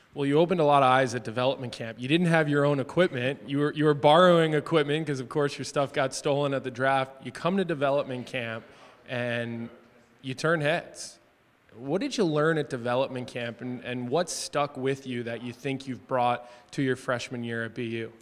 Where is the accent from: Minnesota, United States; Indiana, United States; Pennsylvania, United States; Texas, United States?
Pennsylvania, United States; Philadelphia; now in Chicago, United States; I grew up in Philadelphia